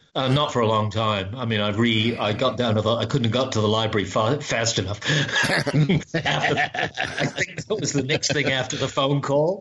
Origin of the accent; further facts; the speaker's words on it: New Zealand; for me as a New Zealander